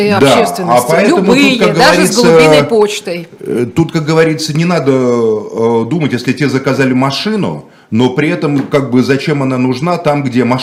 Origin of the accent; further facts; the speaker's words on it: Moscow, Russia; Я коренной москвич.